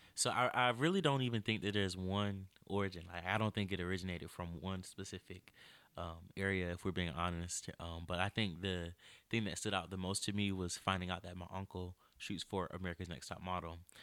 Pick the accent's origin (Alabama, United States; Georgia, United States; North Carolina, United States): North Carolina, United States; Greenville; also born or lived in Chapel Hill, North Carolina; I'm from Greenville, North Carolina